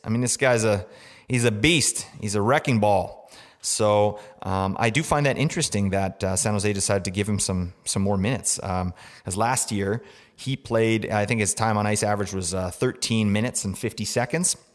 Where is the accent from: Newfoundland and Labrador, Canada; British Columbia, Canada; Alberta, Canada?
British Columbia, Canada; Vancouver; I am from Vancouver